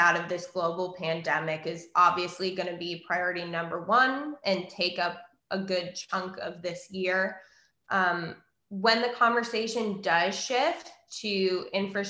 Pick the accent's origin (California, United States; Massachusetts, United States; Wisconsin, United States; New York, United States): Wisconsin, United States; Point Beach Nuclear Plant in Wisconsin, which is where I grew up